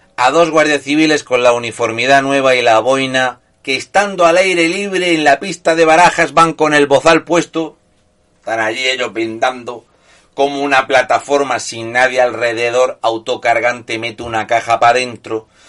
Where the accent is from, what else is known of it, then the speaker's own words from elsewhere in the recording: Murcia, Region of Murcia, Spain; yo soy de Murcia